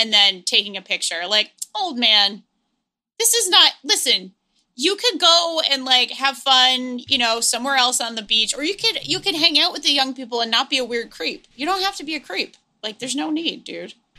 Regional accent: New England, United States; I grew up in New England

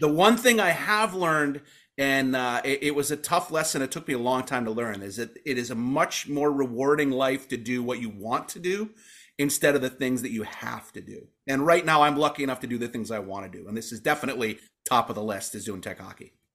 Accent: Calumet, Michigan, United States; I grew up in Calumet, uh, about two blocks from the Calumet Armory

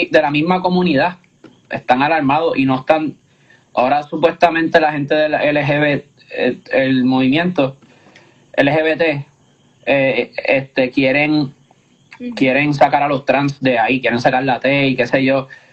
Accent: Puerto Rico; nuestra isla

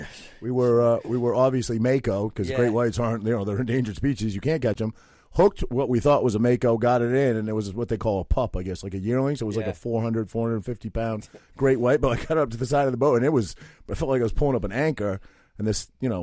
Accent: Bar Harbor, Maine, United States; moved away as an adult; now in New Jersey, United States; I grew up near Bar Harbor

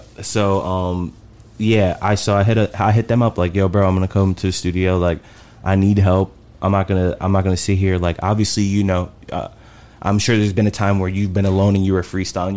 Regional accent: Bayonne, New Jersey, United States; moved away as an adult; also born or lived in Chicago; now in Dallas, United States; I'm from Bayonne, New Jersey

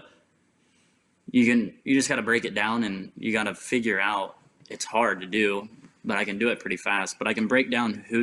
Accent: Tulsa, Oklahoma, United States; I'm from here.

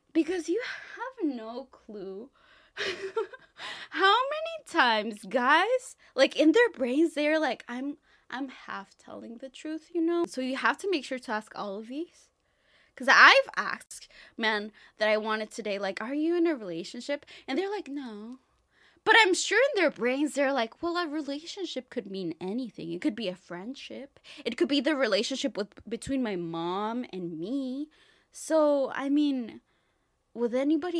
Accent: Mexico; now in United States; I come from Mexico

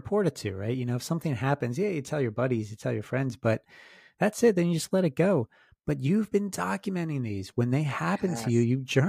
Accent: Souderton, Pennsylvania, United States; I grew up in Souderton, so not far from there.

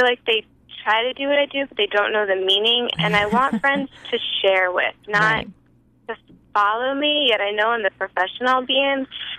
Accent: California, United States; I'm from California.

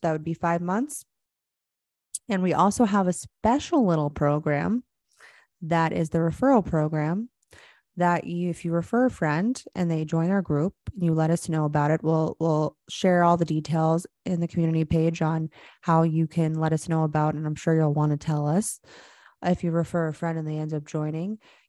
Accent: Florida, United States; I grew up in Florida.

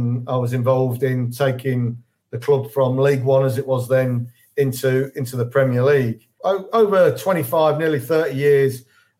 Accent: Leicester, East Midlands, United Kingdom; moved away as an adult; also born or lived in Leeds; I'm a Leicester lad. I was born and bred in Leicester, but I moved up to Yorkshire when I was 18. Studied up in Yorkshire there, in Leeds

